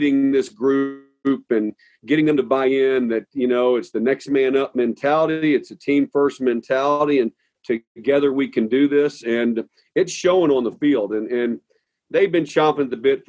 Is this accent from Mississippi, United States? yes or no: no; St. Charles, Missouri, United States; moved away; also born or lived in Nokomis, Illinois / Boston; I grew up in St. Charles, Missouri, which is a suburb of St. Louis